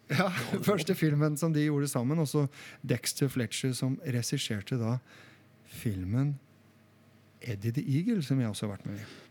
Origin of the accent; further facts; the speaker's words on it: Solbergelva, Buskerud, Norway; jeg er fra Solbergelva